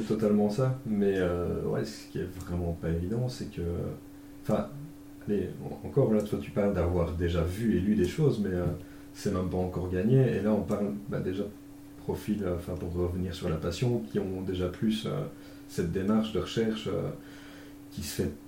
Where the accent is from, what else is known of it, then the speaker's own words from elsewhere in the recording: Belgium; accent: Belgian; pour ceux qui n'auraient pas encore chopé à l'accent, je suis belge